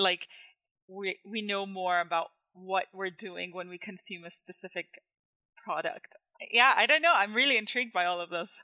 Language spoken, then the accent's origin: English; Jordan; now in Canada; where I grew up in Jordan